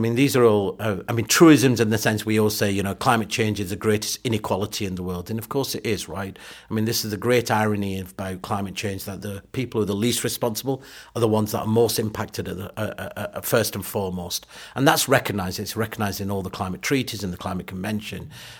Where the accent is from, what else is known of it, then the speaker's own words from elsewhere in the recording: Pakistan; born there; So look, you know, I was born in Pakistan. When I go back to Pakistan